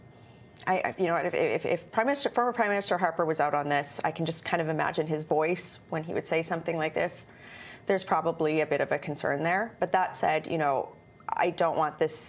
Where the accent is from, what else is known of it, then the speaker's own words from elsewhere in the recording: Alberta, Canada; I'm from Alberta